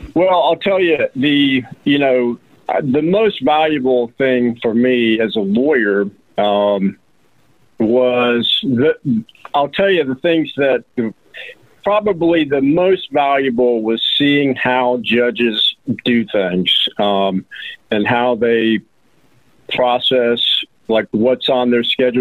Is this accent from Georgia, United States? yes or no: yes; Roswell, Georgia, United States; now in Rome, United States; I'm from Roswell, Georgia